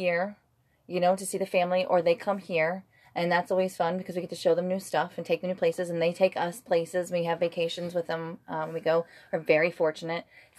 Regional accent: United States; as an American with an Irish heritage

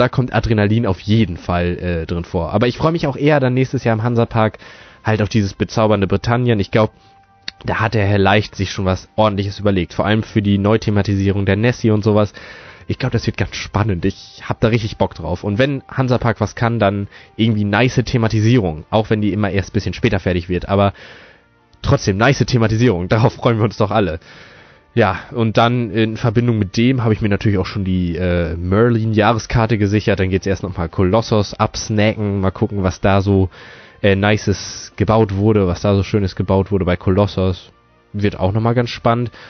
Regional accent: Fürstenau, Lower Saxony, Germany; ich komme aus Fürstenau, das ist eine kleine Stadt in der Nähe von Osnabrück, also in Niedersachsen

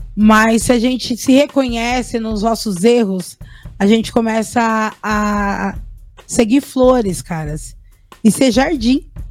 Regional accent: Cotia, São Paulo, Brazil; moved away as an adult; also born or lived in Embu das Artes; da cidade onde eu nasci

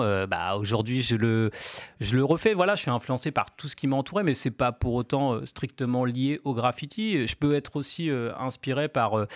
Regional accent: Cherbourg, Normandy, France; now in Caen, France; moi je suis originaire de Cherbourg à la base

